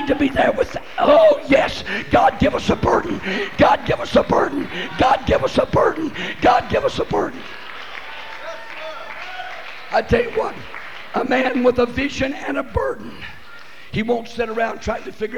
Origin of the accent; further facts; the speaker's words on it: West Texas, United States; when I was born in West Texas, we didn't have no running water